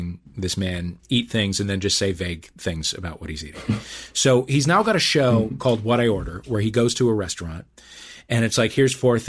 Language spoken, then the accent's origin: English; St. Louis, Missouri, United States; my hometown of St. Louis